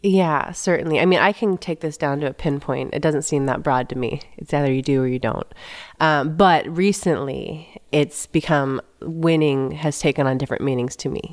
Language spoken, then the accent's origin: English; San Jose, California, United States; now in Manhattan Beach, United States; I grew up in the Bay Area